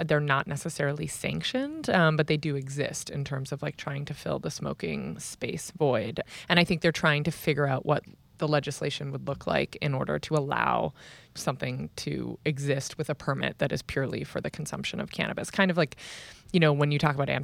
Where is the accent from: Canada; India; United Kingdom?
Canada; as a Canadian